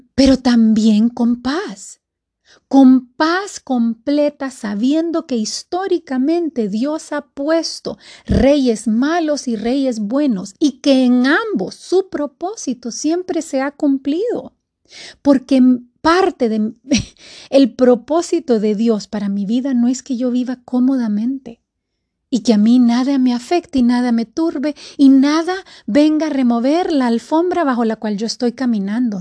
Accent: Honduras; estamos a un día de elecciones aquí en mi país, Honduras

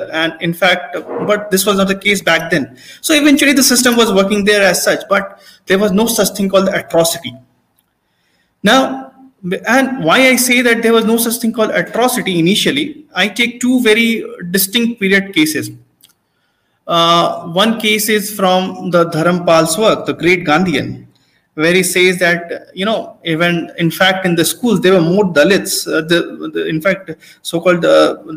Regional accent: Hazaribagh, Jharkhand, India; I come from Hazaribagh and nearby villages

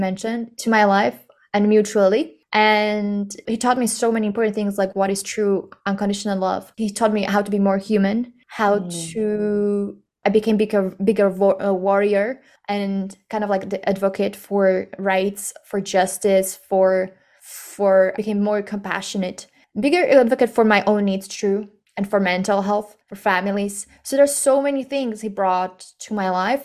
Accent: Slovakia; we are from Slovakia

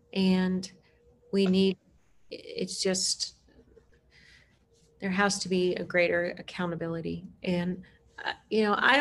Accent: Germany; now in Portland, United States; I grew up partly in Germany

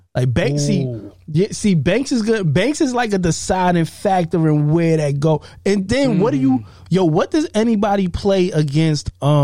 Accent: New York City, New York, United States; I'm from Queens, dog.

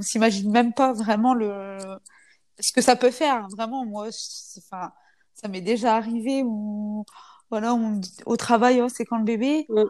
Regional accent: France; je suis une française, non musulmane, je suis reconvertie

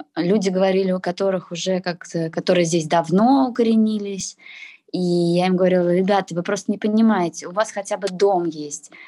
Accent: Russia; moved away; also born or lived in Moscow; я россиянка, я говорю на русском языке

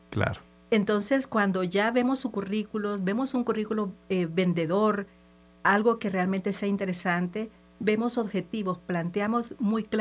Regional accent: El Salvador; Entonces, sabes, soy una salvadoreña, trotamundos, eh, me ha tocado así.

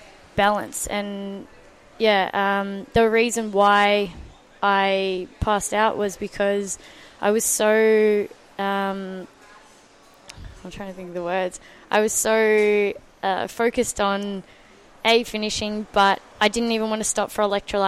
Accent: Mornington Peninsula, Victoria, Australia; I grew up on the Mornington Peninsula.

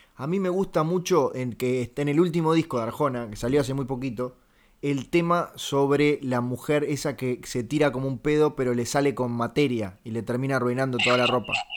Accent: Uruguay; yo soy uruguayo

